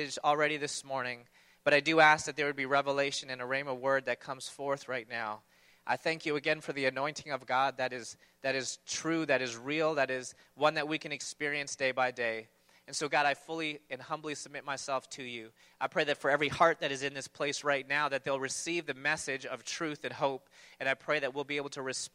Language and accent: English; Toronto, Ontario, Canada; I grew up in Toronto